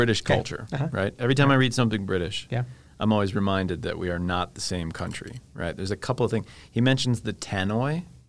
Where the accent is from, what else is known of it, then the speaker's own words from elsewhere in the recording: United States; also born or lived in England; as an American